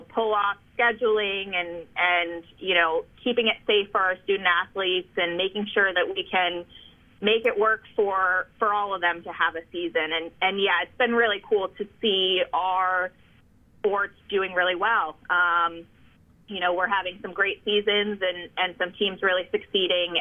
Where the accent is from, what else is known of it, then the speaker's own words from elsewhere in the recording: New Jersey, United States; moved away; also born or lived in Chicago / Delaware; I grew up in New Jersey